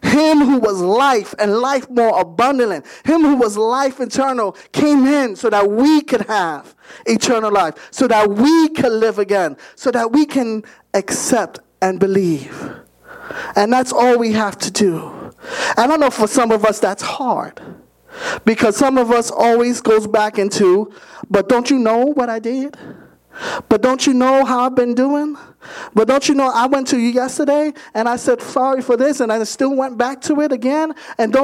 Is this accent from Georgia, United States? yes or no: no; New York City, New York, United States; I was born and raised in Bronx, New York